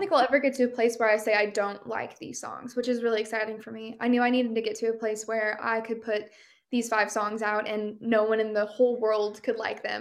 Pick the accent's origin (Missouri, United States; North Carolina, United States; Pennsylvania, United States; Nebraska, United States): Missouri, United States; Midwest; moved away as an adult; also born or lived in Kansas City / Nashville; I love that I grew up here. I really do. I think I got that kind of like Midwestern experience growing up